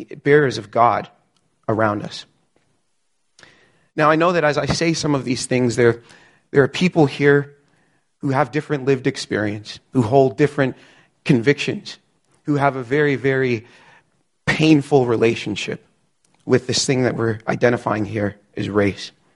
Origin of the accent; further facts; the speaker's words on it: Canada; I'm Canadian. All four of my grandparents immigrated from Barbados in the 60s.